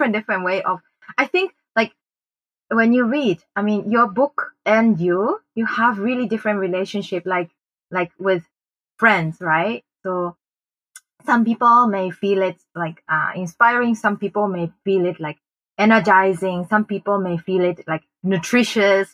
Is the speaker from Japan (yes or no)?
yes; Japan; also born or lived in Bangkok, Thailand / Chiang Mai, Thailand; now in Thailand; a local company in my hometown in Japan